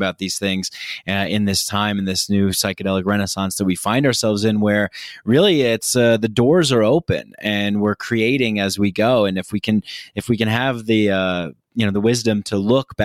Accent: Nyack, New York, United States; moved away; I definitely grew up in this kind of macho, toxic masculinity container in New York, where I'm from

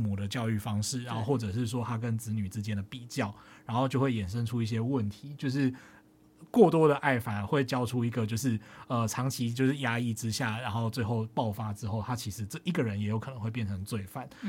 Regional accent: Tainan, Taiwan; 自己是在台南长大的。然后呃，其实就是更精确一点说，其实我是在那个呃庙街附近长大的，就是呃，其实我家就是那种左边有一间庙，右边有一间庙的那种状态。

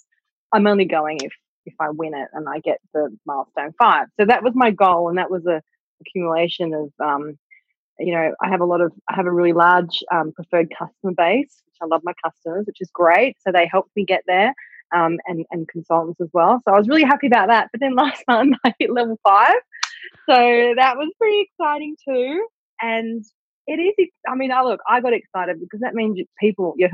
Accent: Australia; we're Australian

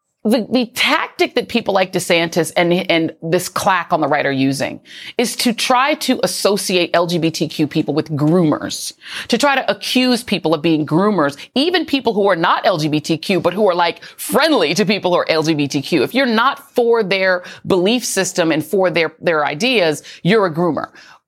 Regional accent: Denver, Colorado, United States; moved away; And I mean, I grew up in Denver public schools.

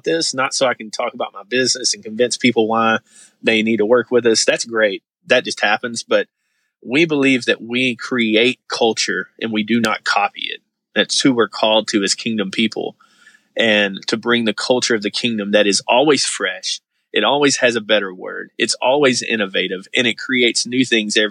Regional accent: the Bible Belt, United States; growing up in Bible Belt, super deep evangelical world

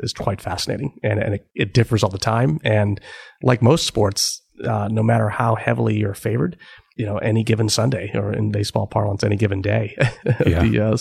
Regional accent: Cleveland, Ohio, United States; moved away as an adult; also born or lived in Stanford; growing up in Cleveland

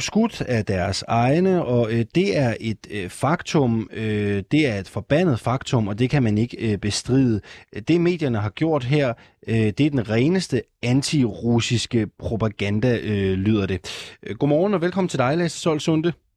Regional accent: Jutland, Denmark; Jeg er jyde

